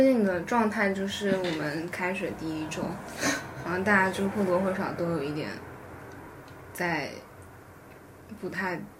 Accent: Philippines; 因为我是菲律宾来的

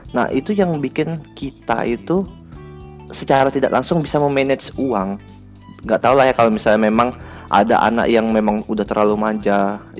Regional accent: Riau, Indonesia; now in Surabaya, Indonesia; kalau misalnya dari daerah asal aku ya dibanding Surabaya Surabaya termasuk murah

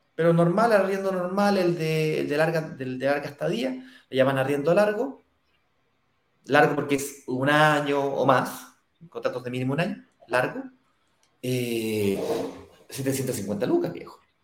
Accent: Santiago, Santiago Metropolitan Region, Chile; yo viví toda mi vida en Las Condes con Apoquieto

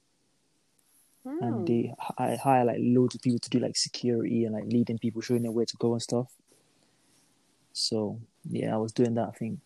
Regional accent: Nigeria; moved away

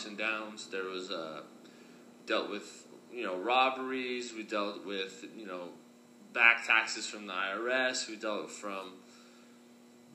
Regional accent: Los Angeles, California, United States; also born or lived in Russia / West Hollywood; When I moved to LA, I was 4 years old. Our first place was over here in West Hollywood, California, and then we moved to the 818 Studio City, San Fernando Valley. That's where I got my roots

